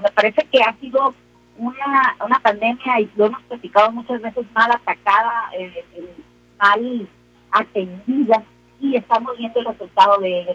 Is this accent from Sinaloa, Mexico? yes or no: yes; Sinaloa, Mexico; somos los sinaloenses, así hechos para adelante y atrabancados